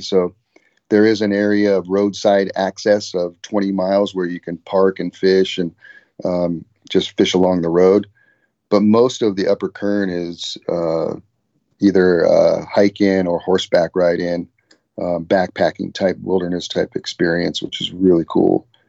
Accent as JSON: {"language": "English", "town": "Ventura", "region": "California", "country": "United States", "tie": "born or raised there", "said": "I grew up in Ventura, California"}